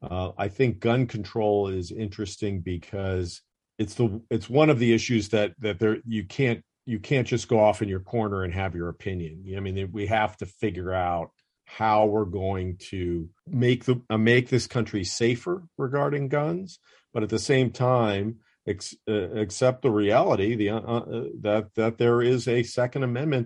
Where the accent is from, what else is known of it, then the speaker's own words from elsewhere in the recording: the North, United States; now in Atlanta, United States; and I grew up in the North.